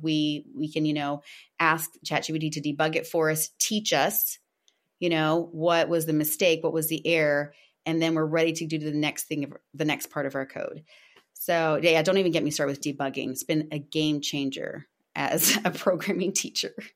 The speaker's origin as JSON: {"language": "English", "country": "Brazil", "moved": "yes", "said": "I'm Originally from Brazil, so brasileira"}